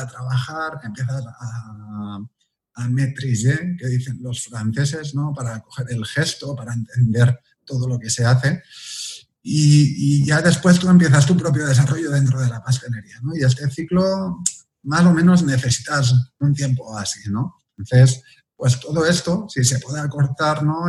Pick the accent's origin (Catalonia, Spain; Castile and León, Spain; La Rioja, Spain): Catalonia, Spain; Viladecans; nací en Vila de Cans, una ciudad que está al lado de Barcelona